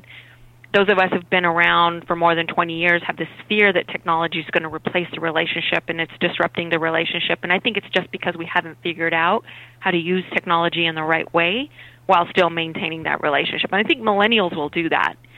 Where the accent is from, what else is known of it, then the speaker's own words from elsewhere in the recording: Albuquerque, New Mexico, United States; moved away as an adult; I'm originally from Albuquerque, New Mexico, and my younger brother and I were really close